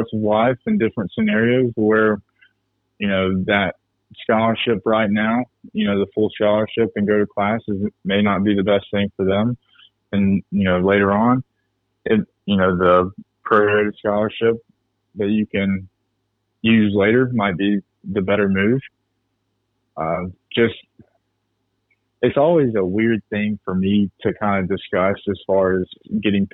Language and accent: English; Birmingham, Alabama, United States; moved away; also born or lived in Scooba, Mississippi / Southeast Ohio; Originally, I'm from Birmingham, Alabama